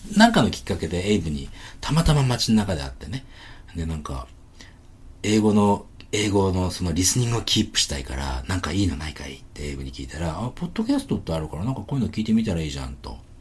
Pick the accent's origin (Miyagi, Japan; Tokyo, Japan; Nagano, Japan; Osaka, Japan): Miyagi, Japan; Sendai; also born or lived in Australia; 俺仙台出身なんだけどね、仙台にも今も住んでて